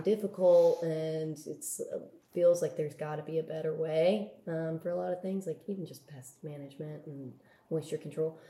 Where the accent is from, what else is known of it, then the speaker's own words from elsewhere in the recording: Bay Area, California, United States; I'm from the Bay Area